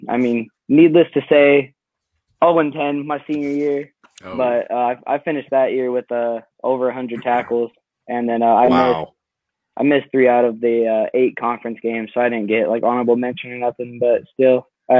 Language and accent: English; Casa Grande, Arizona, United States; moved away as an adult; now in Iowa, United States; So I'm originally from Casa Grande, Arizona. It's about smack center right between Phoenix and Tucson.